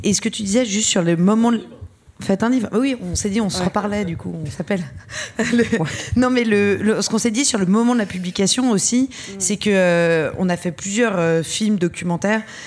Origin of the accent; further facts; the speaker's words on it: France; même si on est française et qu'on a un passeport français